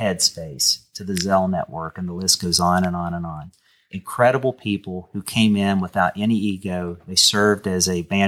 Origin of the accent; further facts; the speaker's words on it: Canova, West Virginia, United States; accent: twang; also born or lived in Wayne County, West Virginia; I was from Canova, West Virginia